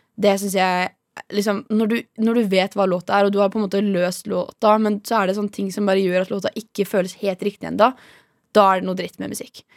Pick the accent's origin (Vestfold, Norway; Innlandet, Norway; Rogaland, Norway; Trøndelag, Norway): Vestfold, Norway; Horten; now in Oslo, Norway; jeg er fra Horten